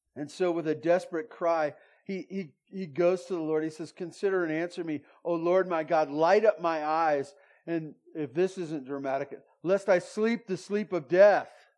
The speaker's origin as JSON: {"language": "English", "town": "Santa Barbara", "region": "California", "country": "United States", "tie": "born or raised there", "lives_now": "Bear Valley, United States", "said": "I grew up in Santa Barbara"}